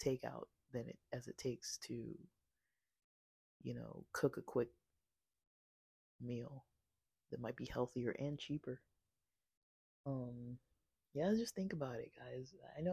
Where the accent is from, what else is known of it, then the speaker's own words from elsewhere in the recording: United States; I'm American born